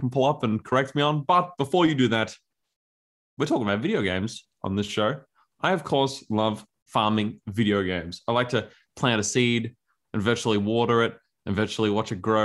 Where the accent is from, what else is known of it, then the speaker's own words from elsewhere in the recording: Australia; as an Australian, we often have a language that evolves rather rapidly